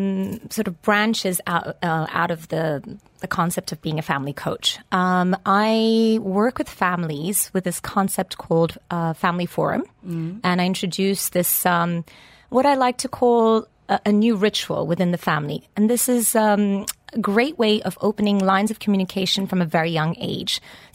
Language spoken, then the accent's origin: English; Lisbon, Portugal; English is a second language; moved away as an adult; now in United Kingdom; I was born and brought up in Lisbon and educated there as well. And then I met a very handsome, charming man that took me to the UK, and that's where I had my three children.